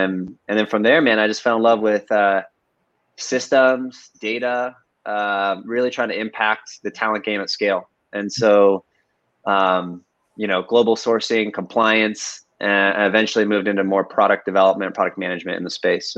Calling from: San Francisco, California, United States; today I'm right in the center of San Francisco, Hayes Valley. Hayes Valley.

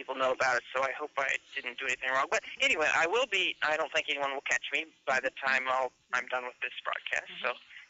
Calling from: Philadelphia, Pennsylvania, United States

